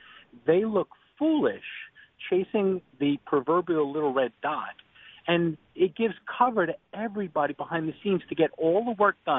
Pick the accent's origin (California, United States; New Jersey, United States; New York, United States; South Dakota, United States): New York, United States; Trump is a New Yorker. I came from New York. So we understand the punch you in the face mentality.